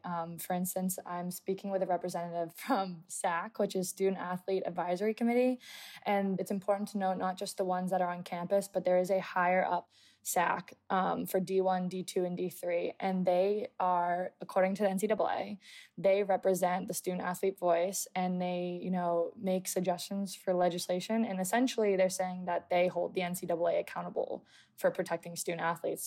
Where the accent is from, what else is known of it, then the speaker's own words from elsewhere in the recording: United States; being an American